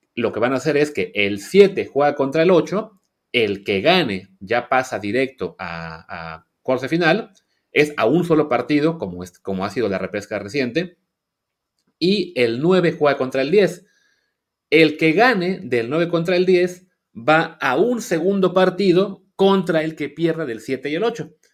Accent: Coatzacoalcos, Veracruz, Mexico; Yo crecí en Coatzacoalcos

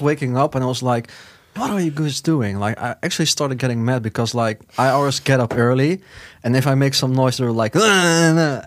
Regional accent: Netherlands; From the Netherlands.

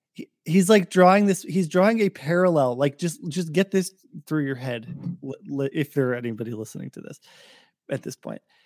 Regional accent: Portland, Oregon, United States; moved away; I grew up in Portland

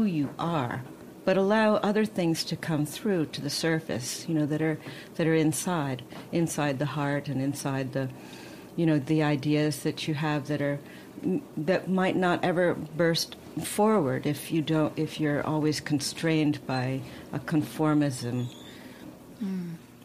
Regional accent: Coronado, California, United States; I was born in Coronado and on an island

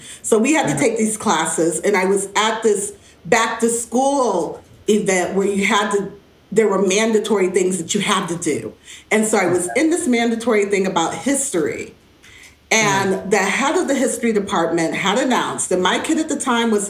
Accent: Cleveland, Ohio, United States; also born or lived in Chicago; I come from Chicago. First I came from Ohio, Cleveland area, and I had lots of family.

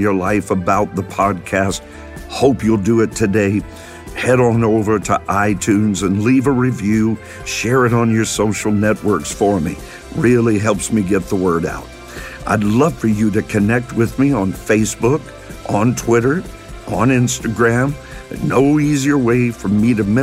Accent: Kentucky, United States; I'm from Kentucky

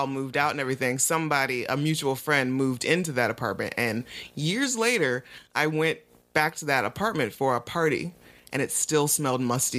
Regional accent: Toledo, Ohio, United States; moved away; I leave to go home to Toledo for Christmas break

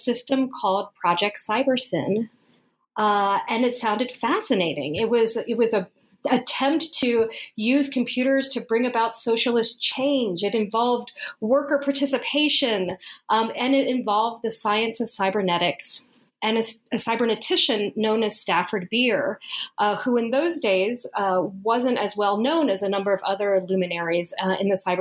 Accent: Colombia; moved away; I was born in South America. I was born in Colombia

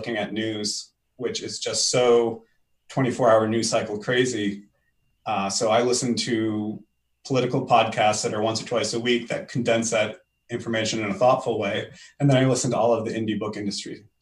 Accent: Maine, United States; also born or lived in Ann Arbor, Michigan; now in Portsmouth, United States; I grew up in Maine

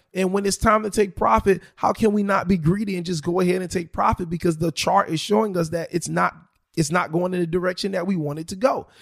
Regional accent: South Florida, United States; I am born and raised in South Florida

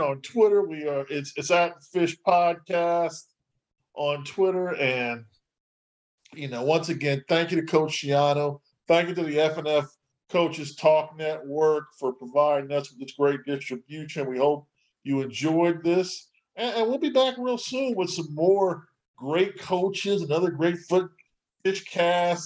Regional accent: New York City, New York, United States; I'm from New York. I'm from Brooklyn.

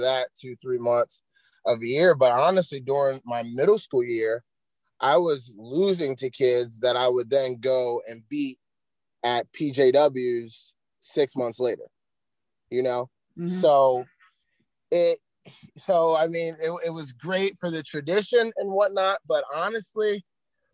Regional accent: Susquehanna, Pennsylvania, United States; now in Watertown, United States; I grew up in Susquehanna

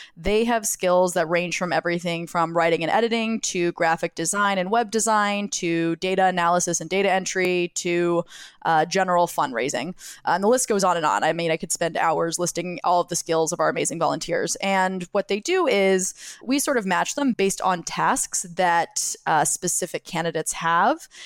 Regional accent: Jacksonville, Florida, United States; now in New York City, United States; I grew up in Jacksonville, Florida, which is on, on or near the Florida Georgia border.

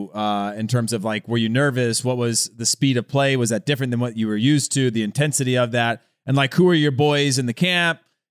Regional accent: California, United States; my hometown, and it is country boys there

